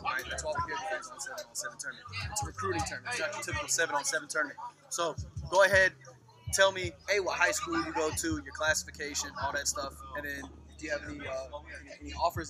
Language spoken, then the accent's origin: English; Florida, United States; I grew up in Florida